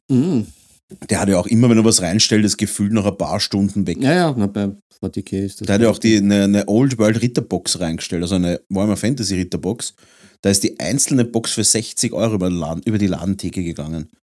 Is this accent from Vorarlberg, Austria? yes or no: no; Vienna, Austria; wir sind ja Wiener